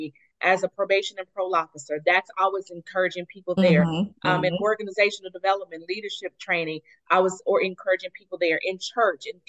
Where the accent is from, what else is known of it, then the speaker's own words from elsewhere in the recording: Tulsa, Oklahoma, United States; moved away as an adult; also born or lived in Atlanta; I was born and raised here in Tulsa. I lived in Atlanta for 12 years, but post-divorce, I actually moved back home